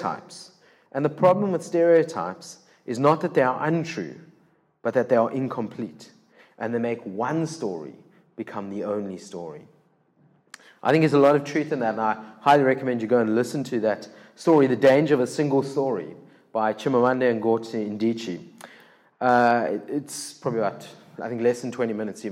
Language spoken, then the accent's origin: English; Cape Town, Western Cape, South Africa; first language English; I'm born and bred in Cape Town